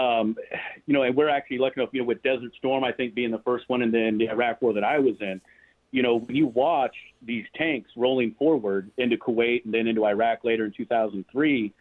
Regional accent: Kansas, United States; moved away as an adult; now in Ukraine; I'm an American, then I'm a Kansan

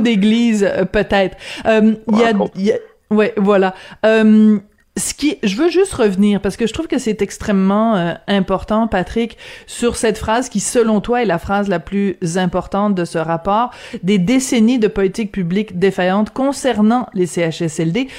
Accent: Bordeaux, Nouvelle-Aquitaine, France; now in Quebec, Canada; je suis née à Bordeaux

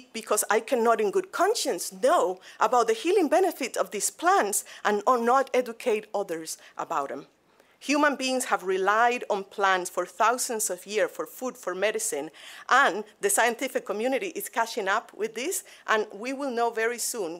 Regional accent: Cuba; moved away as an adult; now in Grand Rapids, United States; I am originally from Cuba

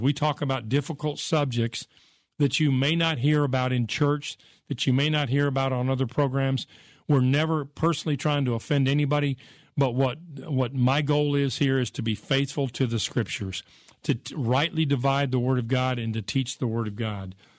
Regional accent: United States; I grew up in America.

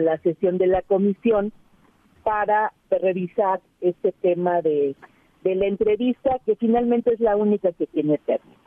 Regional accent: Iztapalapa, Mexico City, Mexico; yo soy parte de Iztapalapa.

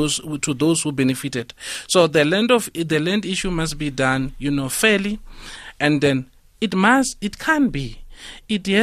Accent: Limpopo, South Africa; moved away; I come from Limpopo. I'm here. I don't have a place. I'm renting

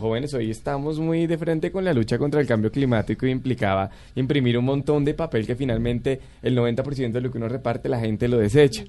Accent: Bogotá, Colombia; Yo soy de aquí de Bogotá, pero mis abuelos tienen incluso... Eh, ascendencia, descendencia indígena, del Huila y de Boyacá

